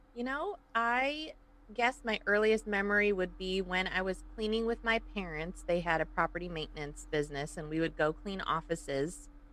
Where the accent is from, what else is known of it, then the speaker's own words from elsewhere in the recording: Woodstock, Illinois, United States; accent: Chicago; moved away as an adult; also born or lived in Hinsdale, Illinois; now in California, United States; my parents moved up to Woodstock, which is around uh, Crystal Lake, Algonquin, Lake in the Hills. So it's McHenry County. That's where I was pretty much raised for first 20 years of my life.